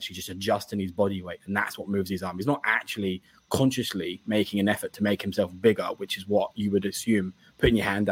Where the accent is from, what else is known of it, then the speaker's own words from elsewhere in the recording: England, United Kingdom; being English